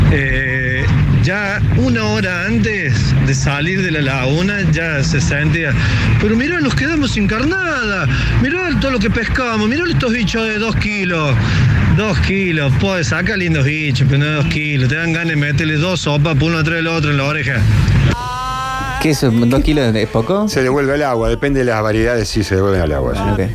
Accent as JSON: {"language": "Spanish", "town": "Lomas de Zamora", "region": "Buenos Aires Province", "country": "Argentina", "said": "Yo soy porteño de Buenos Aires, Loma de Zamora."}